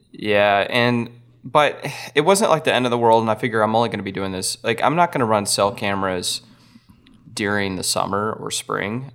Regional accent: Texas, United States; I'm from Texas and we get cold easy

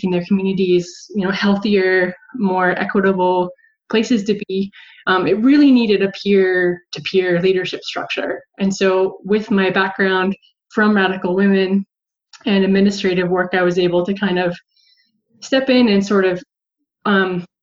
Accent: Montana, United States; moved away; also born or lived in San Francisco; I'm originally from Montana

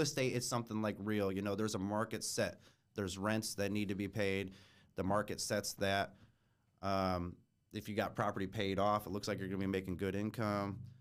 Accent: Fort Wayne, Indiana, United States; also born or lived in Schererville, Indiana / Munster, Indiana; grew up here in Fort Wayne. Um, was born in Shereville, Munster.

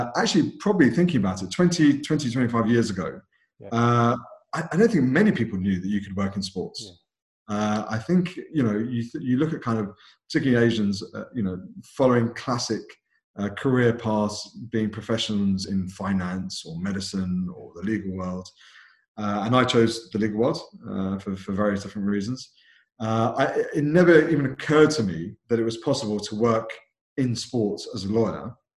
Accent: London, United Kingdom; born and brought up in London. From a British Asian background

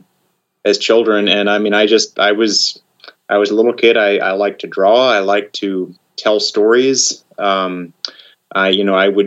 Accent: Oklahoma, United States; moved away; also born or lived in Japan; I grew up in Oklahoma

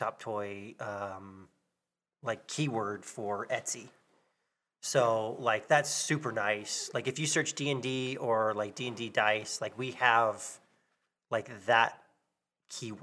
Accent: Texas, United States; moved away as an adult; now in Montana, United States; I grew up in Texas

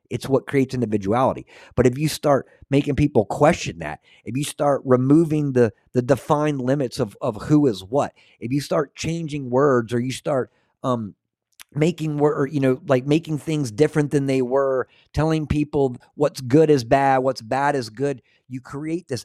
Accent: Scotland, United Kingdom; am I the kind of guy that's like, I'm Scottish. I don't care what you have to say.

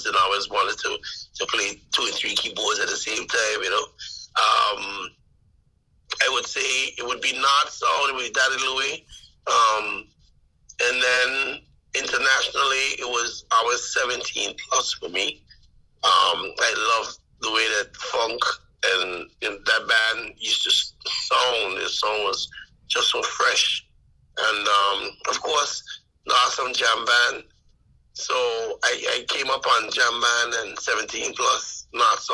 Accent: The Quarter, Anguilla; I grew up in the Quarter

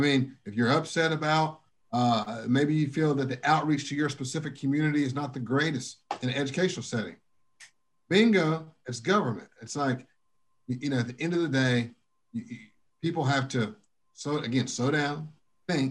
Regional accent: United States; I'm from Dalton Avenue, USA

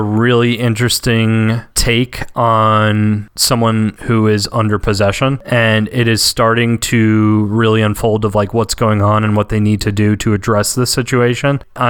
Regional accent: the South, United States; I'm from the South

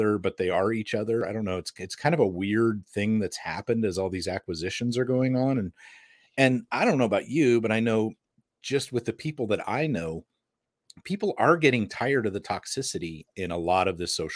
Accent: United States; I'm American

